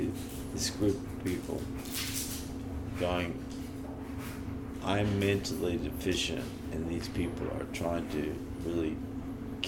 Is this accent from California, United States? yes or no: yes; the Bay Area, California, United States; I'm from California. I'm from the Bay Area